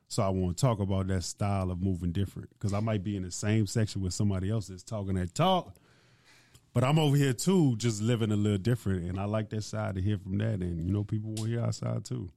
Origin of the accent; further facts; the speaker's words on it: Baton Rouge, Louisiana, United States; growing up in Baton Rouge, first off, like, I'm Nigerian. So my parents come from Nigeria